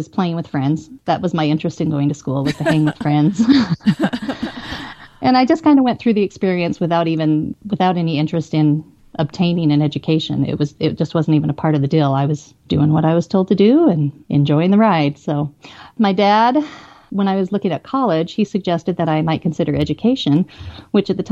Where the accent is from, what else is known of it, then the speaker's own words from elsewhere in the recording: Twin Falls, Idaho, United States; I grew up mostly in the Twin Falls area